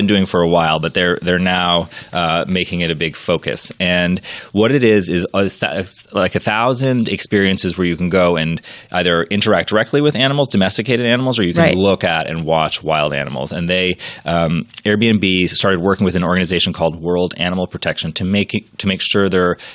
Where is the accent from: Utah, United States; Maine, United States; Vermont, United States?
Maine, United States; I'm from Maine.